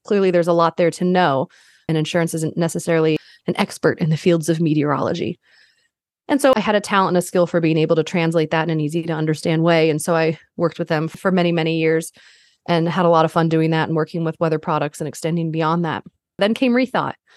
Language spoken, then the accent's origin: English; Northern Virginia, United States; moved away as an adult; also born or lived in Caribbean island / Denver, Colorado / Oklahoma / Colorado; growing up in Northern Virginia for the most part